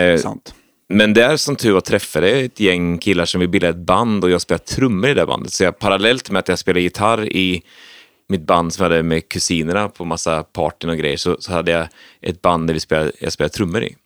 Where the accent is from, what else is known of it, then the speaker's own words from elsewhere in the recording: Söderköping, Östergötland, Sweden; now in Stockholm, Sweden; Det är Söderköpings kommun. Så att jag det är upp, uppvuxen